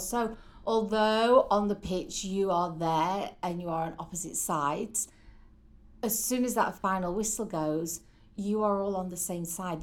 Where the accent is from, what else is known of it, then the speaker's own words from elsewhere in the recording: St Helens, North West England, United Kingdom; moved away as an adult; now in Oswego, United States; originally from a town called St Helens in the northeast of England.